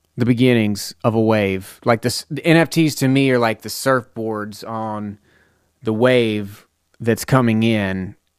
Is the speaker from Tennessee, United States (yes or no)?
yes; Lebanon, Tennessee, United States; I'm from Lebanon, Tennessee